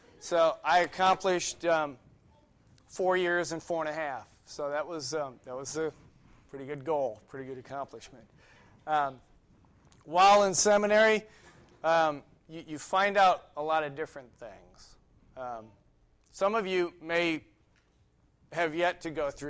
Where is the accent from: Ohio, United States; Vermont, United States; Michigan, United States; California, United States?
Ohio, United States; moved away as an adult; also born or lived in New York; I grew up in Ohio